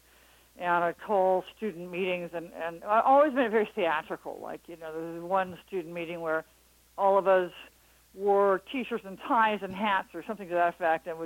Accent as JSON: {"language": "English", "area": "Marin County", "region": "Northern California", "country": "United States", "tie": "born or raised there", "said": "I'm from Northern California, Marin County"}